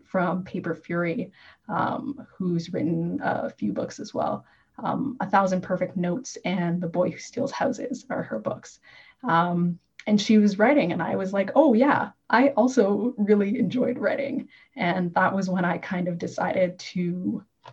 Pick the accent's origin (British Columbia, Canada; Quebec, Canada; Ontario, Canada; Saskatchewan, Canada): Ontario, Canada; Toronto; moved away as an adult; now in Northern Ontario, Canada; Toronto, which is my hometown